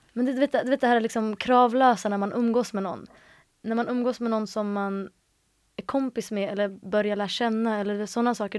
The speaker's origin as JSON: {"language": "Swedish", "town": "Stockholm", "region": "Stockholm County", "country": "Sweden", "tie": "born or raised there", "said": "Jag är uppvuxen i Stockholm, i eh, mellan, eller i Hjulsta första halvan av mitt liv och sen resten av mitt liv är jag uppvuxen i Akalla."}